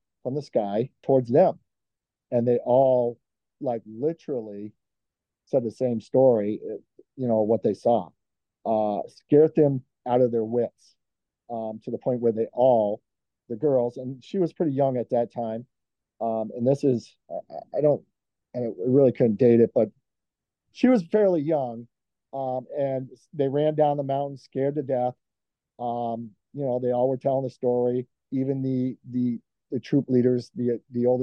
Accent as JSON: {"language": "English", "town": "Bellows Falls", "region": "Vermont", "country": "United States", "tie": "born or raised there", "also_born_or_lived": "Bennington, Vermont", "said": "I grew up in Bellas Falls"}